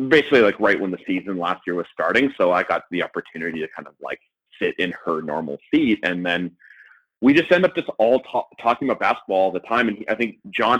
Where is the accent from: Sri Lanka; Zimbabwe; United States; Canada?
Canada; Winnipeg, Manitoba; now in Toronto, Canada; when I grew up in Winnipeg